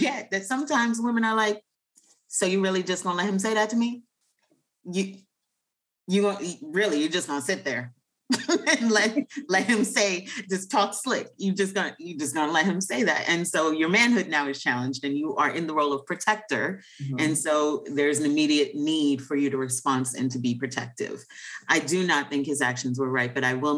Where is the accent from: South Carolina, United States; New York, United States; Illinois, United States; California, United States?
New York, United States; as a New Yorker